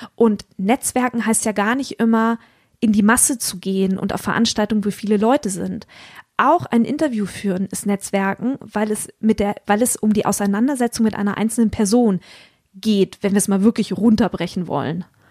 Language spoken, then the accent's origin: German; Hamburg, Germany; für mich als Hamburgerin